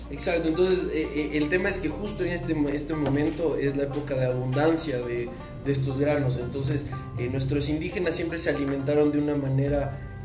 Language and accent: Spanish; Ecuador; nosotros como ecuatorianos que vivimos de un pueblo indígena